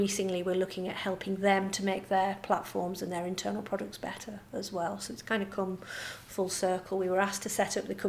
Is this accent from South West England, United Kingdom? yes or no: no; Cumbria, North West England, United Kingdom; as you can tell from my lovely Swedish. I'm from the Swedish suburb of Cumbria.